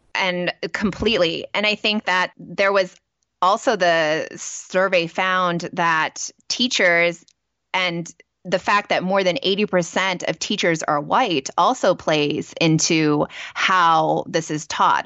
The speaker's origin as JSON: {"language": "English", "region": "California", "country": "United States", "tie": "born or raised there", "said": "growing up in California, we have a lot of resources, too, in terms of museums"}